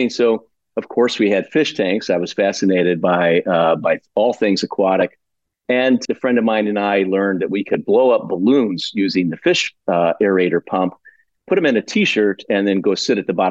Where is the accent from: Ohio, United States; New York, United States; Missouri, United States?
Missouri, United States; St. Louis; moved away as an adult; also born or lived in Santa Barbara, California; now in Monterey Bay, United States; in St. Louis, St. Louis, Missouri.